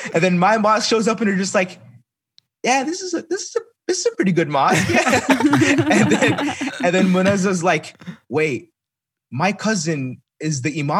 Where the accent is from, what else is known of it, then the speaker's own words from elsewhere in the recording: Dayton, Ohio, United States; I'm from Dayton, Ohio.